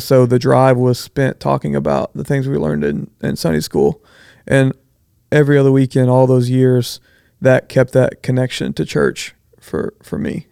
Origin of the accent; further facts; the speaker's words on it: Bridge City, Texas, United States; I grew up in Bridge City